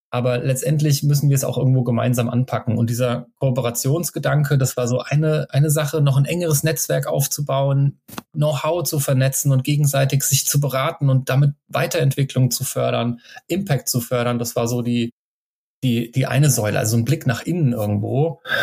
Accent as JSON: {"language": "German", "country": "Germany", "tie": "born or raised there", "said": "von meinem Heimatort an der Bergstraße"}